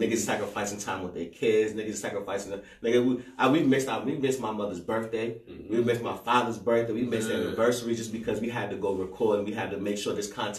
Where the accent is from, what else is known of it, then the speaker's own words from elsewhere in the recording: Jersey City, New Jersey, United States; I was born in Jersey City, Bergen Avenue. I was actually born in apartments across the street from the apartments that I lived in.